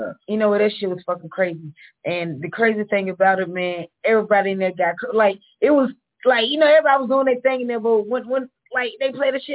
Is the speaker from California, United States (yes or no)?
no; Charlotte, North Carolina, United States; your girl … from Let's Talk Nikki Radio. Call in 51. Call in, holler at me and my boy, Jay Breezy. I'm from North Charlotte, but I'll be on the phone.